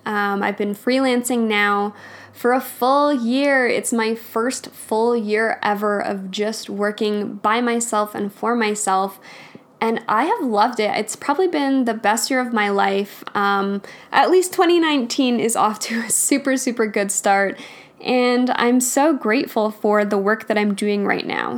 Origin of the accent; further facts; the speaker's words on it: Alberta, Canada; I grew up in Alberta